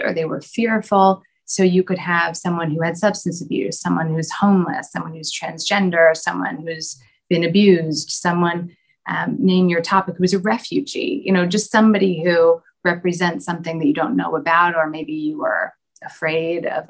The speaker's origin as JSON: {"language": "English", "country": "United States", "moved": "yes", "said": "my home country in the States"}